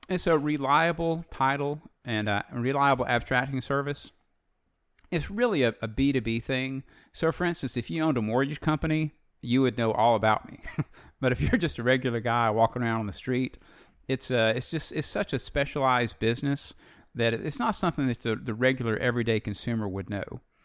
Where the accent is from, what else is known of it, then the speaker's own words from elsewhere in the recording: Alabama, United States; Alabama born, Alabama bred